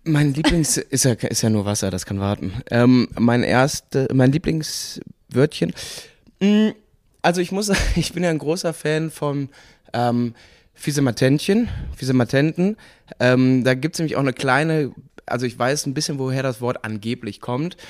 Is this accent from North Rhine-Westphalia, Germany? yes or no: yes; Cologne, North Rhine-Westphalia, Germany; also born or lived in Munich; ich komme aus Junkersdorf